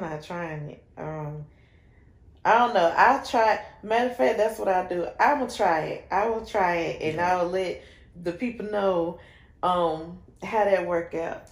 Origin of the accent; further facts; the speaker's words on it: Shelby, North Carolina, United States; moved away as an adult; also born or lived in Rutherfordton, North Carolina; I am from Shelby, North Carolina